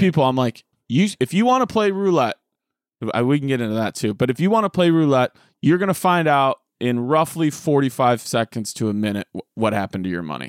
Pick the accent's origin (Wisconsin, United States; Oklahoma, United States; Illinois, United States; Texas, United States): Illinois, United States; Rochelle; moved away; my hometown of Rochelle, Illinois